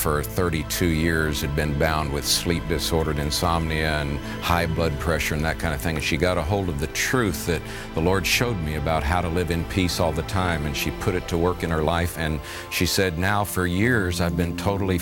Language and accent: English; Florida, United States; I was raised in Florida picking fruit as my first job at 15 years of age